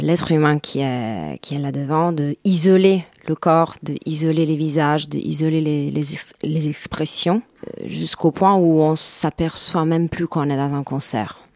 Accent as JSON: {"language": "French", "town": "Rome", "region": "Lazio", "country": "Italy", "second_language": "French", "moved": "as an adult", "lives_now": "Paris, France", "said": "je suis italienne de Rome."}